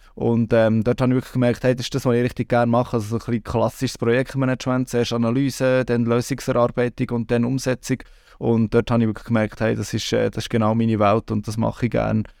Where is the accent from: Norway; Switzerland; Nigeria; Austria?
Switzerland; Bern; moved away as an adult; also born or lived in Canton of Aargau; now in Aargau, Switzerland; ich bin im Kanton Bern aufgewachsen